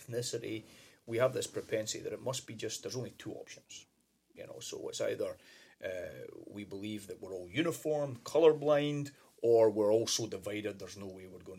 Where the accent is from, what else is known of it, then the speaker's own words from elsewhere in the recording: Scotland, United Kingdom; moved away as an adult; now in United States; growing up in Scotland